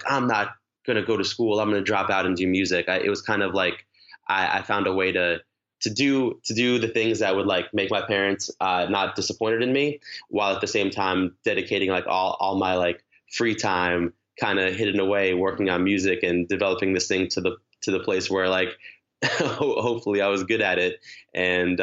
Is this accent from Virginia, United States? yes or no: no; Long Island, New York, United States; I grew up in Long Island. I live in New York City now